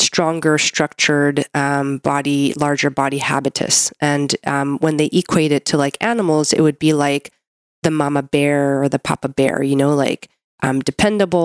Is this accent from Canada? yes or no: yes; Canada; I'm a Canadian medical doctor